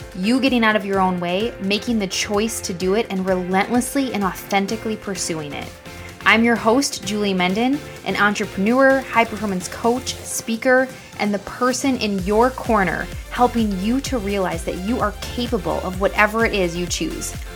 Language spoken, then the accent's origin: English; Wisconsin, United States; I'm from Wisconsin here